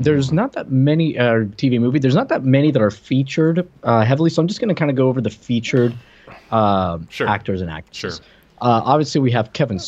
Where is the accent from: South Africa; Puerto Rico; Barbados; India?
Puerto Rico; English is a second language; moved away; I'm from Puerto Rico originally.